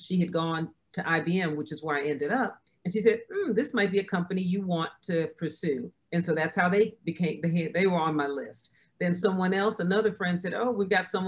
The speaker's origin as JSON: {"language": "English", "region": "New York", "country": "United States", "moved": "as an adult", "lives_now": "Tampa, United States", "said": "I'm originally from New York"}